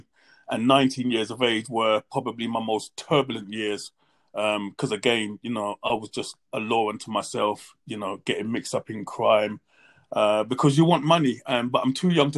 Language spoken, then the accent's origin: English; London, United Kingdom; I grew up in a place called Hackney, East London.